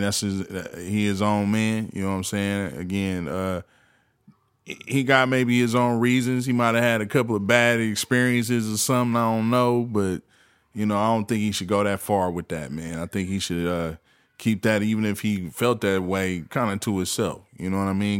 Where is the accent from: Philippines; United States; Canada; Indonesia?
United States; the Bay Area, California; I'm from the Bay